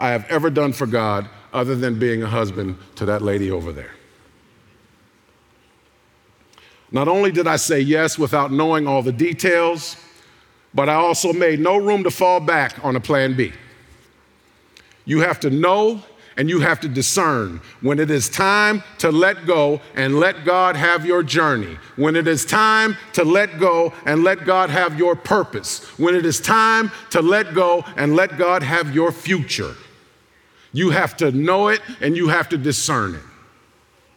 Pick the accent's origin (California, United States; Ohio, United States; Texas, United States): Ohio, United States; Youngstown; I'm from Youngstown.